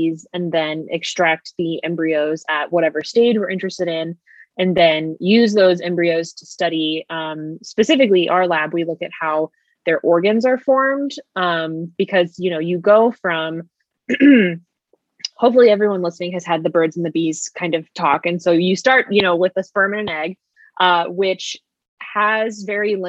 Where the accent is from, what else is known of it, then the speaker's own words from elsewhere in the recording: Austin, Texas, United States; also born or lived in Indiana; now in Dallas, United States; Natalie and I went to elementary school together. So we've known each other for a very long time. We're both from Austin, Texas